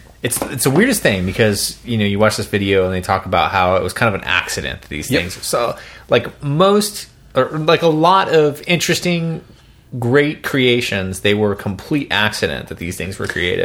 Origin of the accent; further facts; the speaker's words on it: Kansas City, United States; I grew up in Kansas City, but around Kansas City.